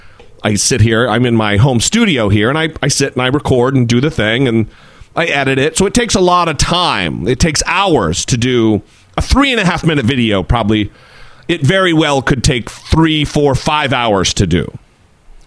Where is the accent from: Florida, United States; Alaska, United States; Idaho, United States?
Idaho, United States; now in Orange County, United States; my home state of Idaho. I live in Orange County, California.